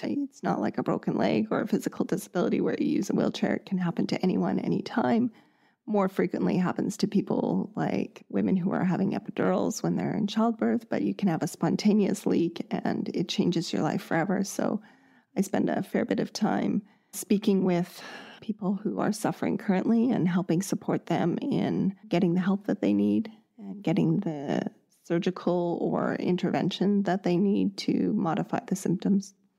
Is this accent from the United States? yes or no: no; Canada; born and raised in Canada